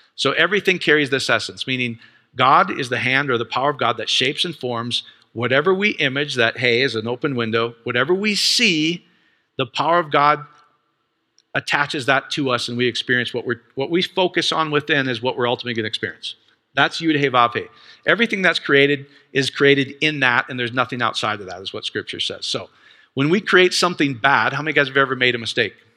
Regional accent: Iowa, United States; I grew up in Iowa

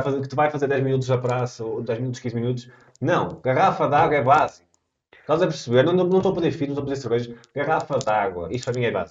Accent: Portugal; Eu sou português

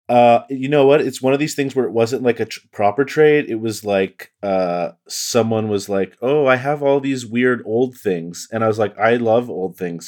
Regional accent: Canada; I'm just Canadian

